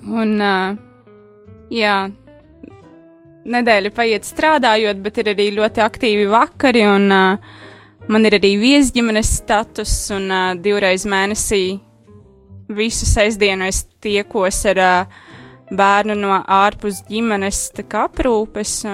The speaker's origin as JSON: {"language": "Latvian", "town": "Rēzekne", "region": "Latgale", "country": "Latvia", "moved": "as an adult", "lives_now": "Riga, Latvia", "said": "Un tad, kad es pārcēlos no Rēzaknes uz Rīgu studiju dēļ, es sākotnēji meklēju katoļu baznīcu"}